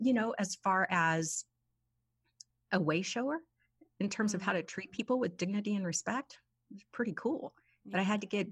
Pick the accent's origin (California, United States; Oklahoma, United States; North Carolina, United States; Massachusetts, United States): Oklahoma, United States; the town I grew up in Oklahoma